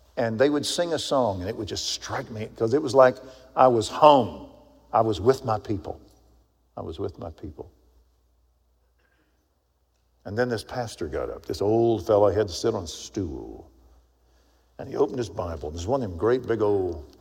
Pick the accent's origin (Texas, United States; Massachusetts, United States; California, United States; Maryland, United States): Texas, United States; accent: Texan; I gave him my best Texan. Yeah, I did. Where are you from? Texas